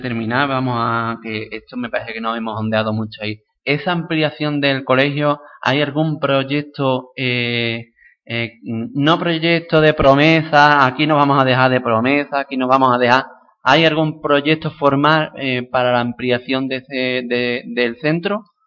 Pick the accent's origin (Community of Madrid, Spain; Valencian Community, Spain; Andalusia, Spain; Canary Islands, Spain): Andalusia, Spain; Pilas; mi pueblo de Pila